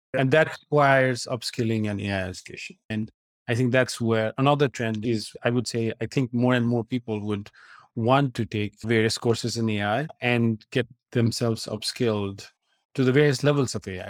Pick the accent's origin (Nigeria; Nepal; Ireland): Nepal; moved away as an adult; I grew up in Nepal and then came here for college.